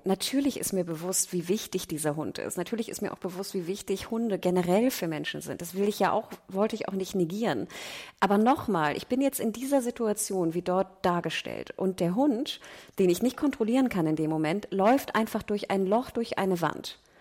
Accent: Hamburg, Germany; als Nordlicht und als Hamburger

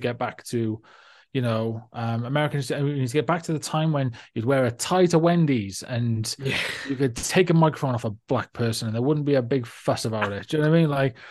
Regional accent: Australia; It's like, I'm from Australia, for God's sake.

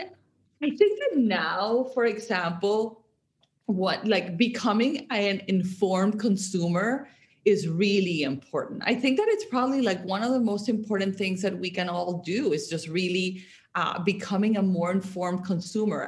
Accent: Barranquilla, Atlántico, Colombia; moved away; I grew up in Colombia. I grew up in Barranquilla, which uh, it's like a coastal town

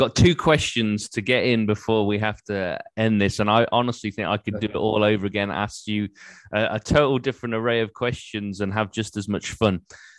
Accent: England, United Kingdom; accent: English; It's probably my English accent.

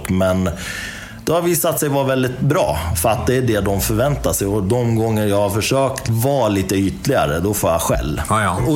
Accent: Iran; now in Sweden; jag är iranier då i botten. Jag är född i Iran.

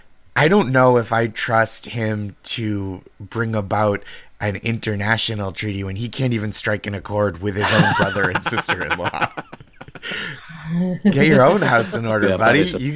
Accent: United States; I'm American

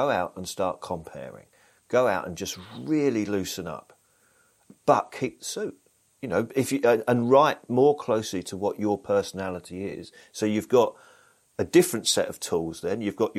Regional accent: Blackburn, North West England, United Kingdom; born there; because I'm actually from the North. I don't have the accent. I was born in Blackburn, which is not far from Manchester.

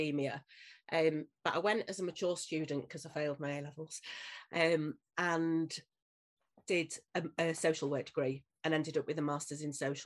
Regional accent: Leeds, Yorkshire and the Humber, United Kingdom; born and bred in Leeds, still in Leeds, not far from where I was born and bred

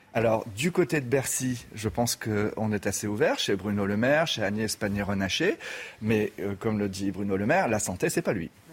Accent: France; en tant que Français

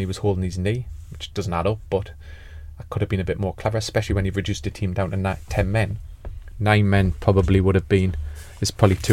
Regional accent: Newcastle upon Tyne, North East England, United Kingdom; I'm a Geordie

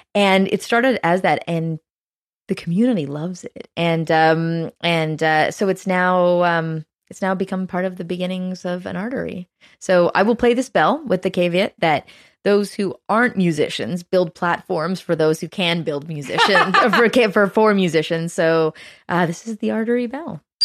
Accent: Canada; as a Canadian

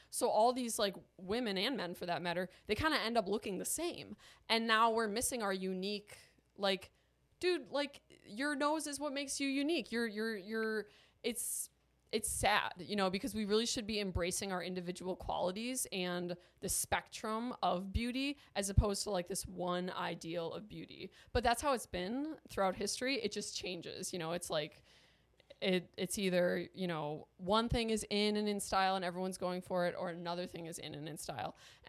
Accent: Ireland; I'll get some Botox because I'm Irish and I'd be wrinkly as hell.

